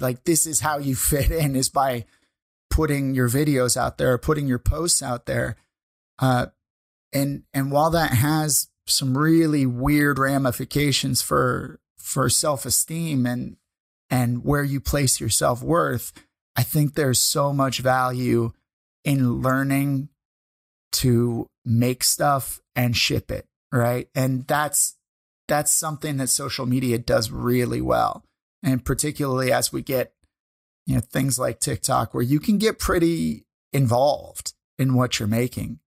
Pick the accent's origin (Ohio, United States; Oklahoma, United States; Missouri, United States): Missouri, United States; St. Louis; moved away as an adult; now in Canada; we went from my hometown of Saint Louis up here to Canada.